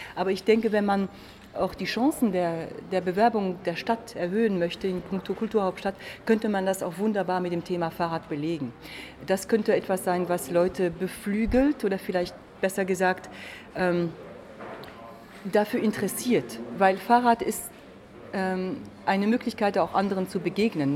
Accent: France; German is a second language; now in Magdeburg, Germany; als Französin

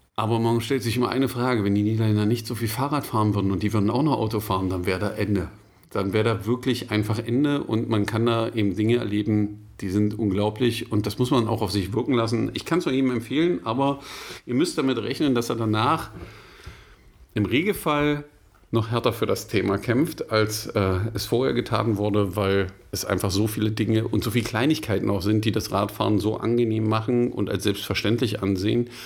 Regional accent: Germany; wir als Deutsche

